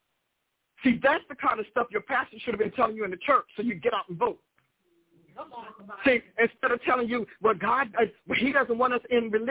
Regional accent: United States; I am an American, blood-born, off the dirt and the ground

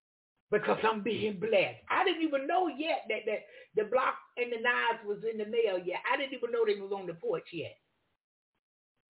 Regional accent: the South, United States; I'm from the South.

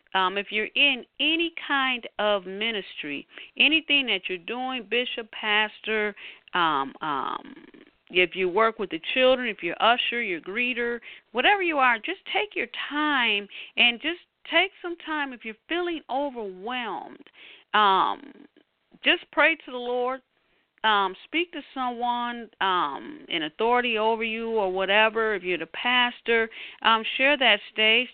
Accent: Detroit, Michigan, United States; here in my hometown, Detroit

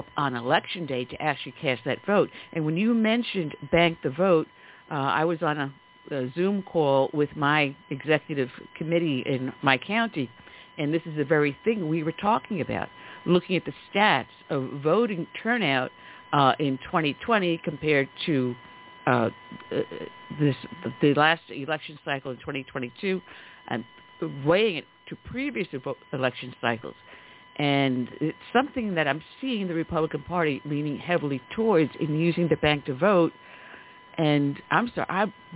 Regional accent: New York, United States; accent: New York; you can tell from my dialect, I'm a native New Yorker. So I grew up, or actually, I grew up with Trump in New York State

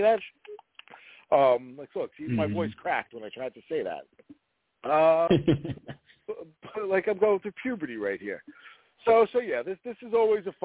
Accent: New York City, New York, United States; moved away; I grew up in Brooklyn and Staten Island

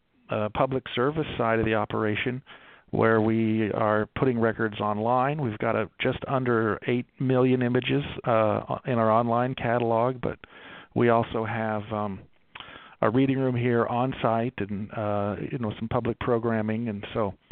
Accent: Baltimore, Maryland, United States; now in Salt Lake City, United States; I grew up in Baltimore, just outside of Baltimore.

